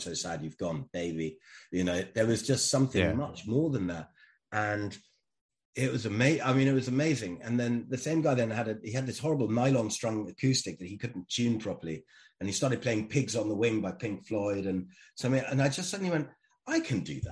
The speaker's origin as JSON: {"language": "English", "country": "Germany", "tie": "born or raised there", "said": "I grew up in Germany"}